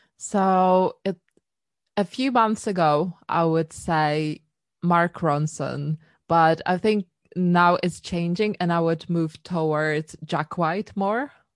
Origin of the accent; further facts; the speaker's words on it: Poland; now in London, United Kingdom; I was born in Poland